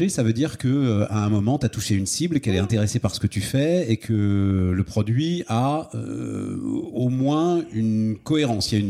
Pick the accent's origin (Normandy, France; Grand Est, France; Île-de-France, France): Île-de-France, France; Paris; also born or lived in Issy-les-Moulineaux / Lille; now in Hauts-de-Seine, France; je suis né à Paris, moi, je suis parisien.